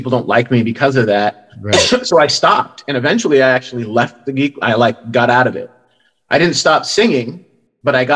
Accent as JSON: {"language": "English", "town": "New York City", "region": "New York", "country": "United States", "tie": "born or raised there", "also_born_or_lived": "Bronx, New York / Englewood, New Jersey / Fort Lee, New Jersey / Connecticut", "moved": "as an adult", "said": "From the Bronx, we moved to Queens, Jackson Heights, Queens, when I was 3"}